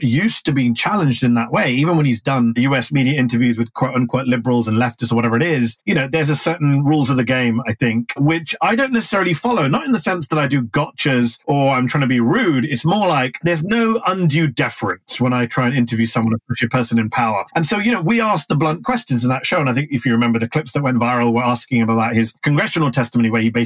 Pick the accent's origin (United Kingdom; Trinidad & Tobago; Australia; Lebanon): United Kingdom; moved away as an adult; now in United States; I'm both British and American at the same time